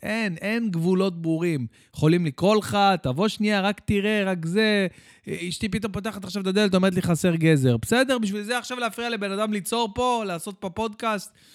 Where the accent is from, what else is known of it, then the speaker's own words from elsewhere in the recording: Bat Yam, Tel Aviv District, Israel; also born or lived in Jerusalem; אני אה, גדלתי בירושלים והגעתי לבת ים בגיל שבע